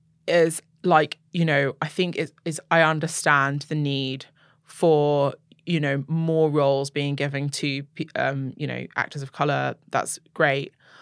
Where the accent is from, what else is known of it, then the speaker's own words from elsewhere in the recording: England, United Kingdom; even as somebody who's, you know, growing up in England, I'm kind of like, okay, I get that American narrative.